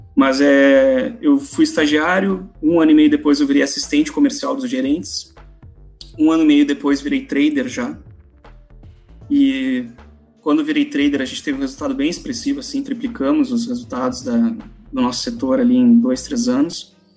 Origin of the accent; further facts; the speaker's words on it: Porto Alegre, Rio Grande do Sul, Brazil; minha opção era a faculdade federal em Porto Alegre, eu sou de Porto Alegre